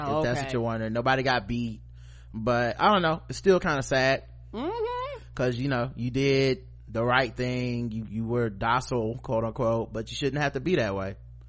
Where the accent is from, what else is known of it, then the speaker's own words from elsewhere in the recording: United States; Cause, you know, I'm an American citizen.